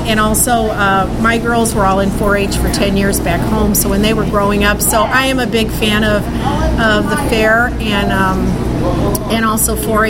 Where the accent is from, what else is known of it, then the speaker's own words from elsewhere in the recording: Indiana, United States; I came from Northwest Indiana, so I used to do it back home